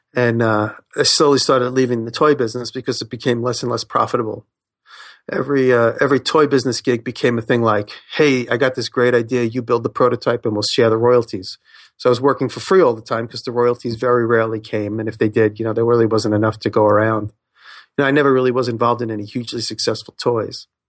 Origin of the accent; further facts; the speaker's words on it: Woodmere, New York, United States; also born or lived in Queens; I grew up in Long Island, a small town called Woodmere